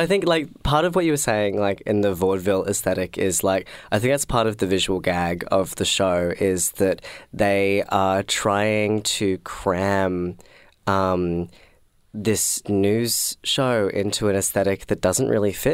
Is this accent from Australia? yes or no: yes; Sydney, New South Wales, Australia; now in Melbourne, Australia; I'm from Sydney